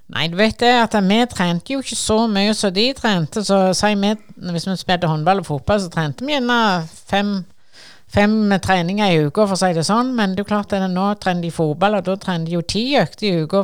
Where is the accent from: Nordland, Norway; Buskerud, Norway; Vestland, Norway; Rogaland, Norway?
Rogaland, Norway; Sandnes; Jeg kommer jo fra Ngara fra Stangeland, eh, som er grense til Sandnes kommune